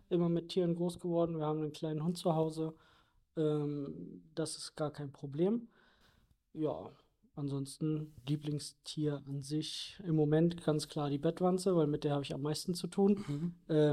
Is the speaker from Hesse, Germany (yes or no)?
no; Berlin, Germany; bin hier groß geworden in der Gegend um Norden Berlin. Und das war schon immer meine Heimat